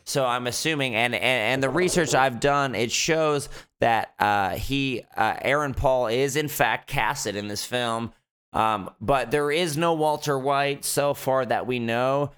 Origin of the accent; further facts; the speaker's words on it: Fort McMurray, Alberta, Canada; now in Vancouver, Canada; growing up in Fort Mac